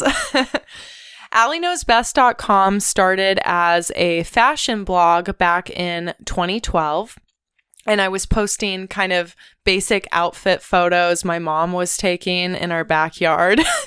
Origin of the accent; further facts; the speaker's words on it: Ventura, California, United States; I'm a SoCal native. I grew up in Ventura, California